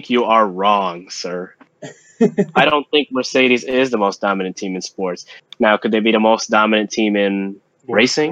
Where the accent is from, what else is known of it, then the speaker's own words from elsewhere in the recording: Philippines; moved away; our home country, the Philippines, for our listeners, we are Filipino